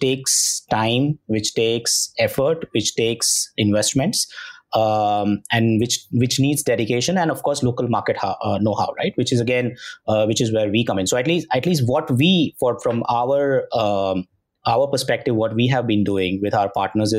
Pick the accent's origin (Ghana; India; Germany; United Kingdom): India; we as Indians, Indian consumers